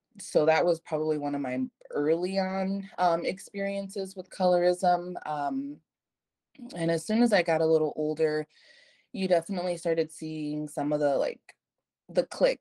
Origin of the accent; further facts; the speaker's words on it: United States; I'm Mexican American, so I was born here in the United States